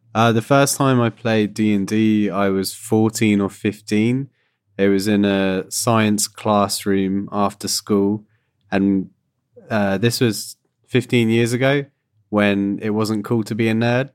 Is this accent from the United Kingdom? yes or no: yes; United Kingdom; now in Canada; my background in general is that I'm from Britain, as you can hear. I moved to Canada.